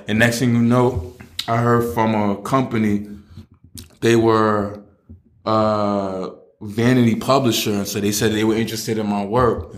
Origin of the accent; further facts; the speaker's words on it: New York City, New York, United States; also born or lived in Queens / the Bronx / Staten Island / New Jersey; I'm from Brooklyn. Um, I've moved around a lot.